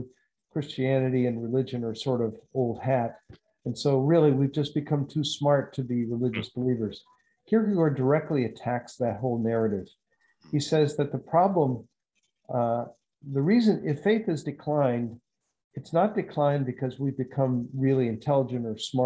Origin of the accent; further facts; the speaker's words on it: the South, United States; moved away as an adult; I grew up in the South